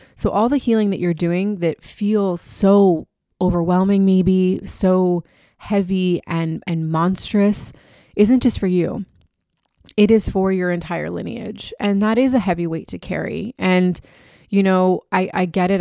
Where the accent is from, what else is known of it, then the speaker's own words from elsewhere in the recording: Key West, Florida, United States; my hometown of Key West